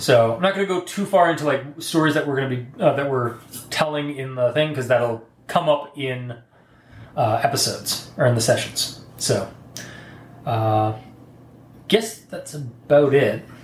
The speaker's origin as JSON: {"language": "English", "country": "Canada", "said": "we're Canadian."}